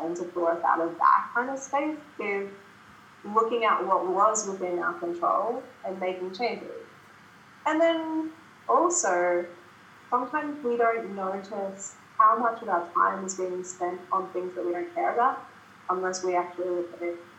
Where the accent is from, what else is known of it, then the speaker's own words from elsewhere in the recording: Brisbane, Queensland, Australia; Brisbane is my hometown